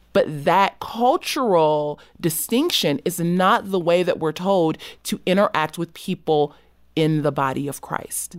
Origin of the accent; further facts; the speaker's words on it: Los Angeles, California, United States; I grew up in South Central Los Angeles